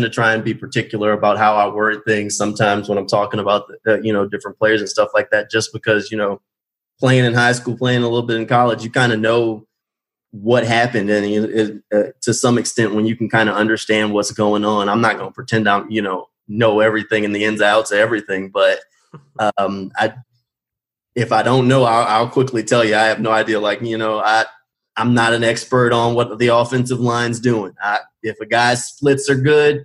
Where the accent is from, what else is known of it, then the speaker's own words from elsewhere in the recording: New Orleans, Louisiana, United States; also born or lived in Chattanooga, Tennessee; now in Jacksonville, United States; I grew up in New Orleans, so I grew up watching a lot of Saints games